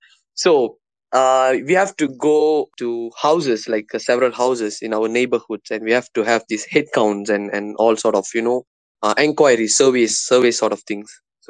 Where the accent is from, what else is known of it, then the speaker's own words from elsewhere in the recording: Johor, Malaysia; So, of course, yes. Like, growing up in Malaysia, man, especially in Johor